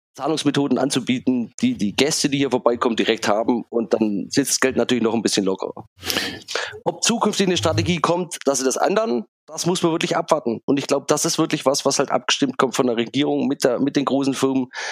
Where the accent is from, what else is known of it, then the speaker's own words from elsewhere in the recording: Germany; als Europäer, als Deutsche, als kritische Technologiebeobachter